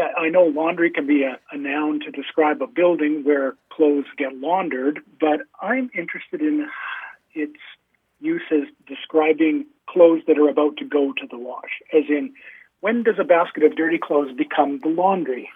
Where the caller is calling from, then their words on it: Calgary, Alberta, Canada; I'm calling you from Calgary, Alberta, in Canada